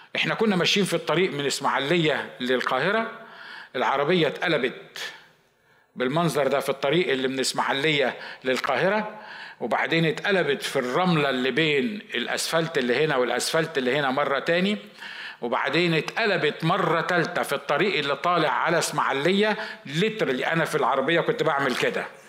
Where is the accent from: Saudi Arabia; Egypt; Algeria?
Egypt; moved away as an adult; now in United States; عندنا في مصر